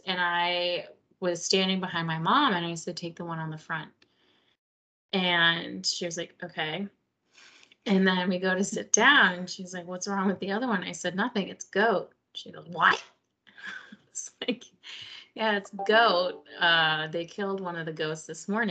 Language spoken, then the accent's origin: English; Miami, Florida, United States; we grew up in Miami